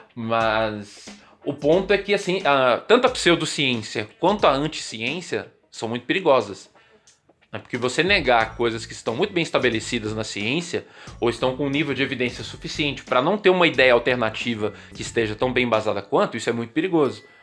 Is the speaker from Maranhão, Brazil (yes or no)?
no; Pedro Leopoldo, Minas Gerais, Brazil; lá da minha cidade natal, Pedro Leopoldo